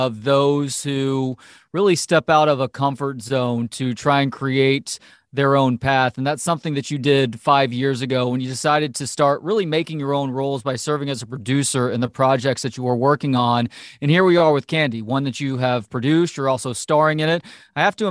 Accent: Dallas-Fort Worth area, Texas, United States; I grew up in the Dallas-Fort Worth area

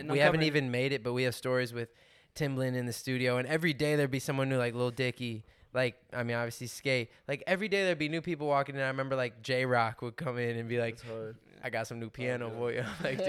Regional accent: Omaha, Nebraska, United States; we're from Omaha, Nebraska.

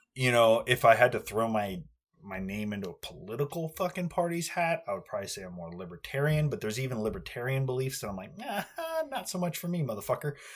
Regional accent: United States; I'm an American.

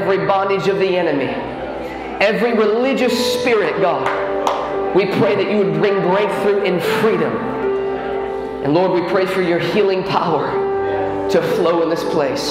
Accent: Chicago, Illinois, United States; I'm from Chicago, Illinois

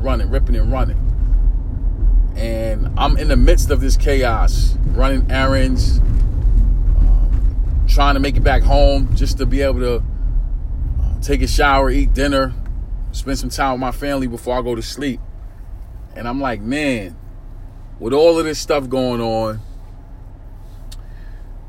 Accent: New York City, New York, United States; I'm from New York City, born and raised in Brooklyn, New York, East New York, section of Brooklyn, Pink Houses to be exact

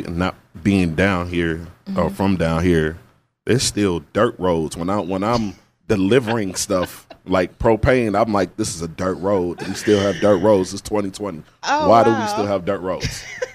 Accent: Indianapolis, Indiana, United States; now in Pensacola, United States; I'm from Indianapolis, up north.

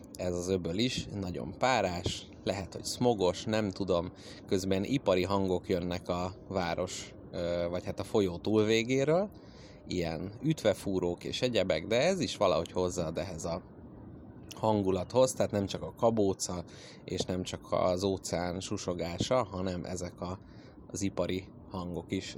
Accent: Hungary; jó magyarként

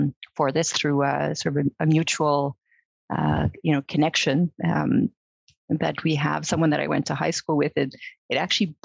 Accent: Montreal, Quebec, Canada; moved away; I'm originally from Montreal. I grew up in Montreal.

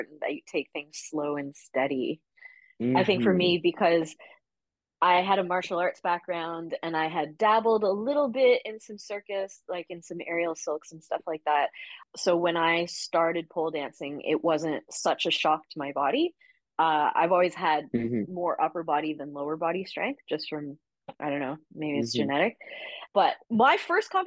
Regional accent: Canada; moved away as an adult; now in Australia; I'm Canadian

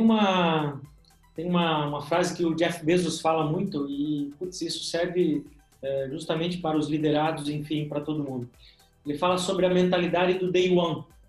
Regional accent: Rio Grande do Sul, Brazil; moved away as an adult; now in Joinville, Brazil; nasci lá no Rio Grande do Sul, sou gaúcho, né? E moro hoje há cerca de 14 anos em Joinville, Santa Catarina.

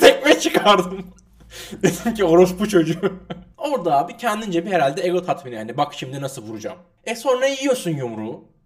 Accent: Turkey

